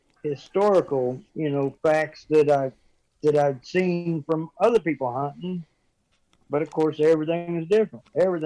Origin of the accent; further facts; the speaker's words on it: Fair Grove, Missouri, United States; I grew up in Fairgrove, Missouri, and I've spent most of my life outdoors hunting and fishing